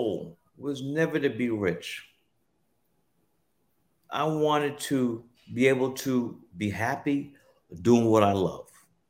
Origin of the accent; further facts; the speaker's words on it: New York City, New York, United States; as a little kid growing up in Brooklyn, New York